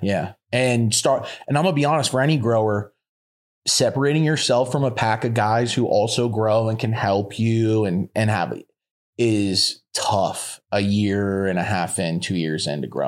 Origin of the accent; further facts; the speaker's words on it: Florida, United States; moved away as an adult; also born or lived in Colorado; I'm from Florida and I'm a Florida boy